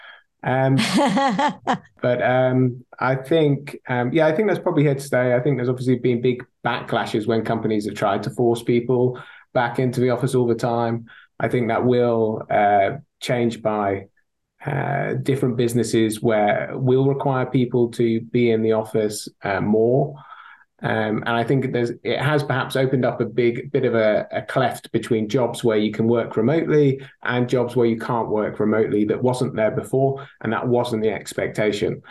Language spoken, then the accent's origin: English; United Kingdom; accent: thick British; now in Rotterdam, Netherlands; my thick British accent, Michelle. I actually live in Rotterdam these days